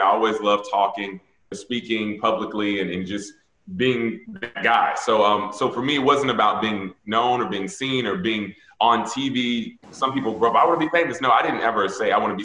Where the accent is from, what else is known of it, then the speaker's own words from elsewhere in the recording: Atlanta, Georgia, United States; moved away; I grew up in Atlanta, which is black city